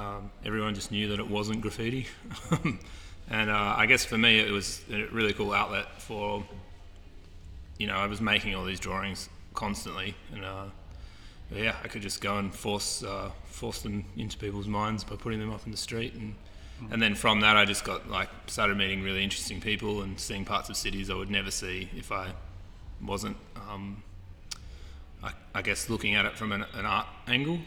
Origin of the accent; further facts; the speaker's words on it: Perth, Western Australia, Australia; also born or lived in Solomon Islands / Amsterdam; I'm from Perth, Western Australia. So my family travelled around a lot when I was a little kid. We lived in the Solomon Islands off Papua New Guinea, and we lived in Amsterdam, and ended up my teenage years and primary school years being in Perth, or late primary school.